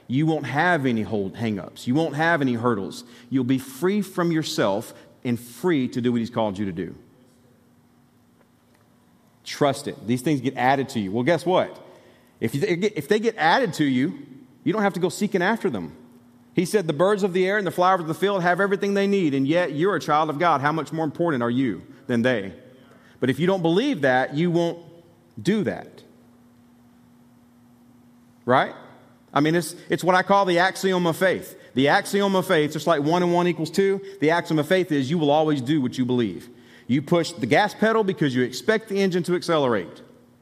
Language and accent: English; Alabama, United States; moved away as an adult; also born or lived in Tennessee; I was from Alabama